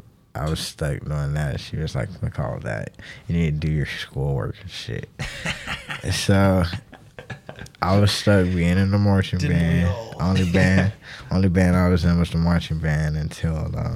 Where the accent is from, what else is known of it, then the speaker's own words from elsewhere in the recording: Athens, Georgia, United States; I grew up in Athens